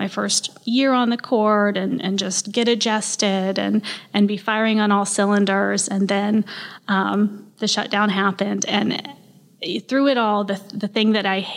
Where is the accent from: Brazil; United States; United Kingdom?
United States; Tallahassee, Florida; also born or lived in Gainesville; I was born here, Tallahassee, raised here